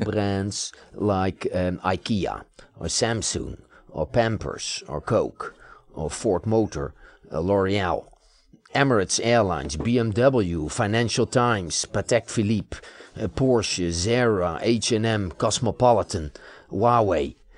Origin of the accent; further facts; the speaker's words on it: Netherlands; now in United States; I live in the United States, I've become an American citizen, but I was born in the Netherlands